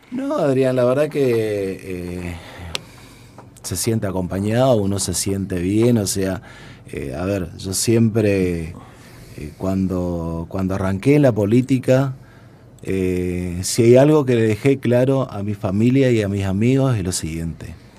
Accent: Misiones, Argentina; que tenemos todos los misioneros

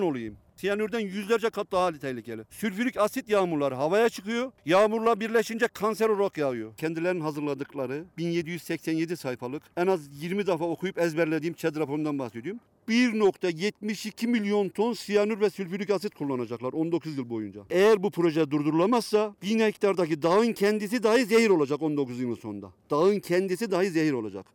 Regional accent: İliç, Erzincan, Turkey; benim köyüme 12 milyon para dağıttı

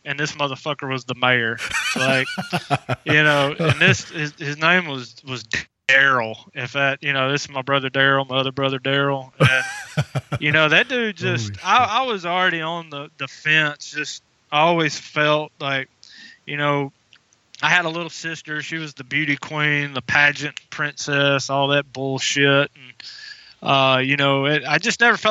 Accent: Alabama, United States; I am from Sweet Home, Alabama.

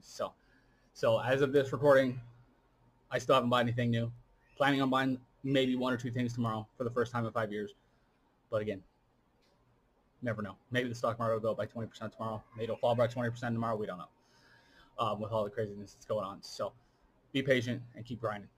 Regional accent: United States; as an American

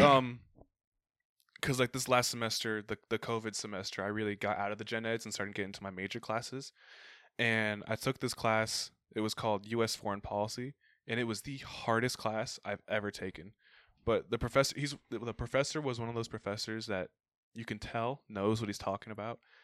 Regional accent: Arizona, United States; I grew up in Arizona

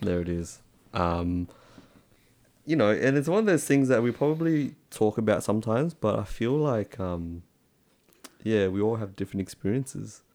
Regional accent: Australia; accent: Aussie; also born or lived in Vietnam; I was born in Vietnam and then I came over to Australia

